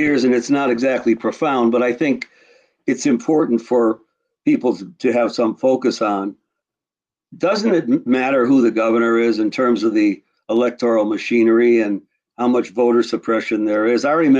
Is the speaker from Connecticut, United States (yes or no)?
yes; Connecticut, United States; I'm a Yankee boy. I'm from Connecticut.